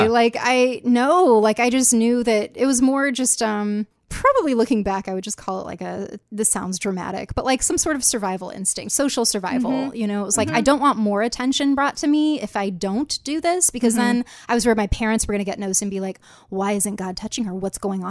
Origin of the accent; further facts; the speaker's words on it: Rockford, Illinois, United States; So I grew up in Rockford, Illinois. Small fellowship.